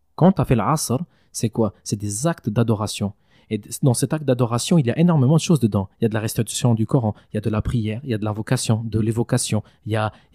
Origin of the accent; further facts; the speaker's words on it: Valais, Switzerland; j'ai grandi en Valais c'est-à-dire j'ai fait toute ma scolarité ici